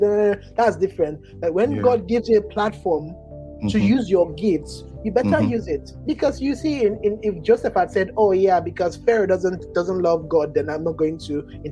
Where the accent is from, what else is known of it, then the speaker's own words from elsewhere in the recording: Port Harcourt, Rivers State, Nigeria; I'm Nigerian